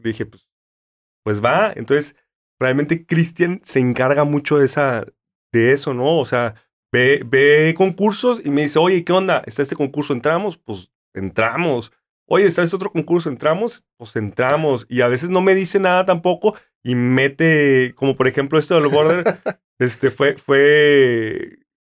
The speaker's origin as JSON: {"language": "Spanish", "town": "Mexicali", "region": "Baja California", "country": "Mexico", "moved": "yes", "lives_now": "Tijuana, Mexico", "said": "yo soy de Mexicali"}